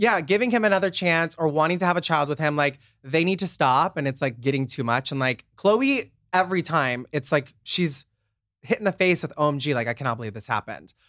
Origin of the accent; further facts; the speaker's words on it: Nebraska, United States; moved away as an adult; now in Los Angeles, United States; I'm from Nebraska, a super small town